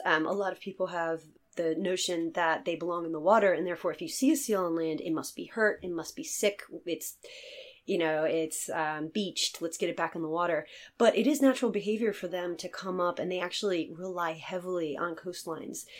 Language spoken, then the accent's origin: English; Virginia, United States; moved away as an adult; now in Ireland; I'm from Virginia, um, in the United States